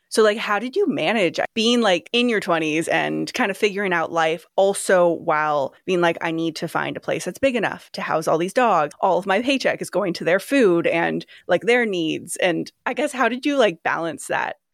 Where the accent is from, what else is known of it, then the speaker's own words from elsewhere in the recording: Sacramento, California, United States; also born or lived in Folsom, California; I'm from Sacramento